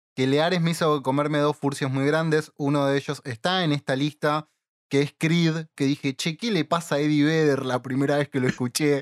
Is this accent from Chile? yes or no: no; Villa Ballester, Buenos Aires Province, Argentina; Tanto Leo como yo somos de Villa Ballester, o bueno, alrededores